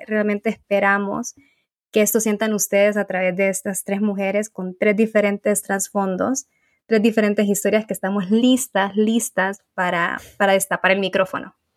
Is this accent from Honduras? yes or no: yes; Honduras; soy de Honduras